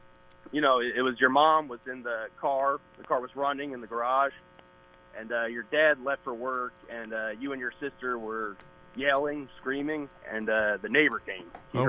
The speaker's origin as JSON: {"language": "English", "town": "Cranford", "region": "New Jersey", "country": "United States", "said": "I'm from Cranford."}